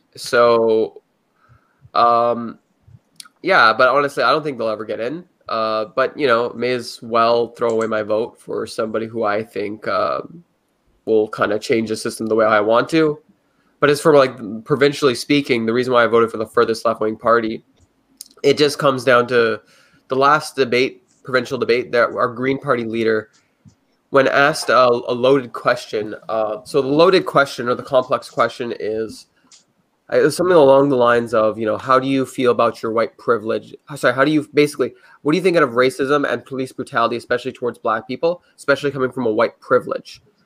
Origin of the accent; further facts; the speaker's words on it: Canada; I'm a Canadian